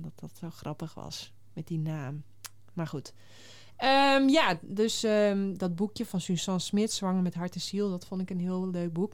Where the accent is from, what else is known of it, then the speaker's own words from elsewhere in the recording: Friesland, Netherlands; ik ben in Friesland geboren